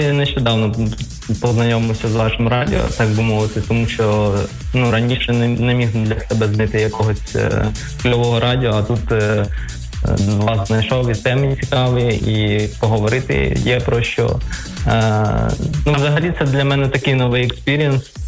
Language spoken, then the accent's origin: Ukrainian; Kyiv, Ukraine; moved away as an adult; я взагалі киянин, але зараз е, знаходжусь не в Києві